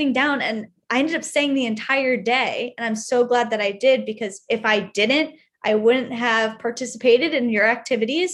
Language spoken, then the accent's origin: English; Connecticut, United States; moved away as an adult; now in San Diego, United States; not wanting to stay in my hometown anymore